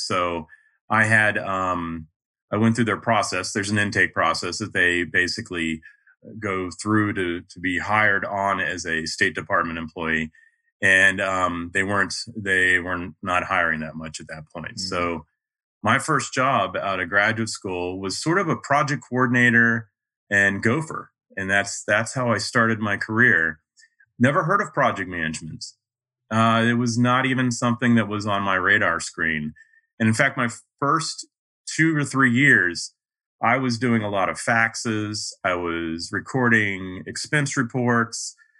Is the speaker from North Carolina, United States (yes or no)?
yes; Raleigh, North Carolina, United States; accent: neutral mid-Atlantic; I'm originally from Raleigh, North Carolina. So I don't quite have the Southern accent. My parents were from Massachusetts. So I grew up speaking a fairly neutral mid-Atlantic accent.